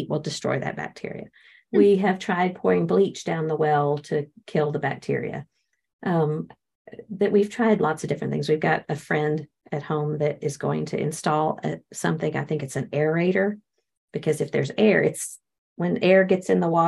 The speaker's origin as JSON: {"language": "English", "region": "Texas", "country": "United States", "said": "I'm from Texas"}